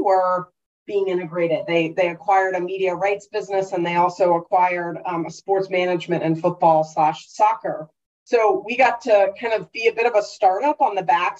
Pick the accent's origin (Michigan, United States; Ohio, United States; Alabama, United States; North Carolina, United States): North Carolina, United States; moved away as an adult; also born or lived in London; going to school in North Carolina and growing up in North Carolina